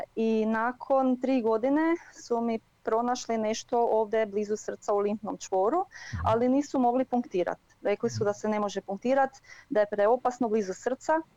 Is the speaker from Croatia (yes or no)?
yes; near Varaždin, Varaždin County, Croatia; now in Germany; iz e, okolice Varaždina